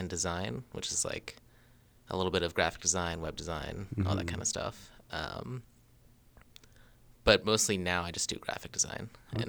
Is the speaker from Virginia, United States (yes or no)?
yes; Ashburn, Virginia, United States; moved away as an adult; also born or lived in Harrisonburg, Virginia; now in Frederick, United States; I'm from Northern Virginia. Okay. I grew up in Ashburn. Then I went to Harrisonburg, and then I moved here.